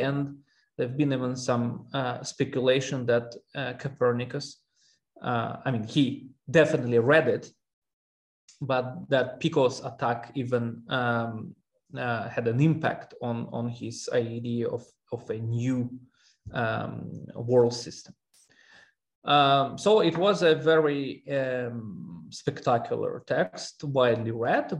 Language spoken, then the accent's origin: English; Russia; moved away; also born or lived in Armenia; I'm originally from Armenia, um, and, but I grew up in Russia.